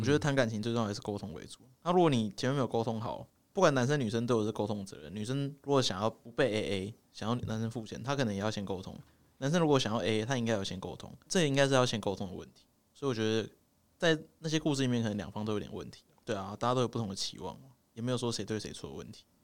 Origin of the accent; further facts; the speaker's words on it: Taipei, Taiwan; accent: Taipei accent; 我们台北腔就是这样，越不标准越台北